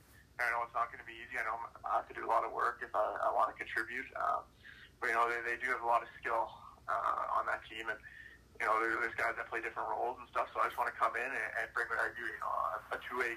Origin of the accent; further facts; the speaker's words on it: Yukon, Canada; We kind of just watch whatever games were on TV, so it was mostly the Canucks, being the closest team.